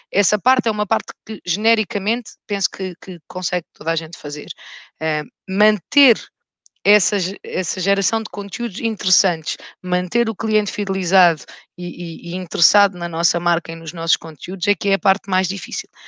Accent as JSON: {"language": "Portuguese", "region": "Alentejo", "country": "Portugal", "tie": "born or raised there", "also_born_or_lived": "Rio de Janeiro, Brazil", "moved": "yes", "lives_now": "Lisbon, Portugal", "said": "fui criada num meio rural, no Alentejo"}